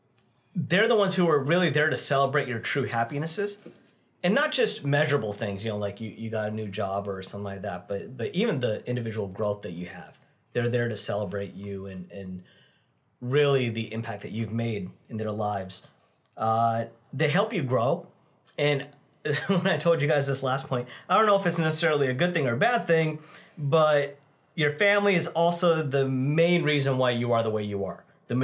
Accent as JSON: {"language": "English", "country": "India", "said": "I am Indian."}